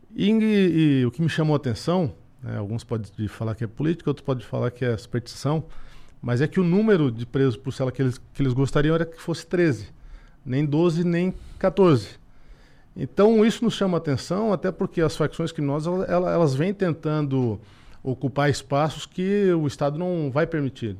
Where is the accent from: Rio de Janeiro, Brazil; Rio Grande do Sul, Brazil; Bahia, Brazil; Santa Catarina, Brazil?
Santa Catarina, Brazil; Araranguá; eu sou aqui de Araranguá, então, do ladinho